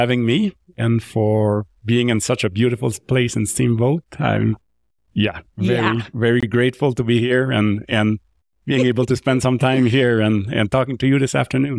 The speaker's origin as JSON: {"language": "English", "town": "Drummondville", "region": "Quebec", "country": "Canada", "tie": "born or raised there", "accent": "French", "first_language": "French", "second_language": "English", "said": "I grew up in Drummondville in Quebec. So you notice the French accent a little bit. I grew up, speaking French, and I grew up as I play hockey, ice hockey in Quebec"}